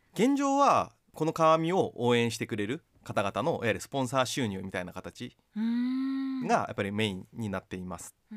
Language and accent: Japanese; Kochi, Japan; moved away as an adult; also born or lived in Tokyo; now in Sapporo, Japan; 僕自身はあの高知県の出身でで大学から東京に出て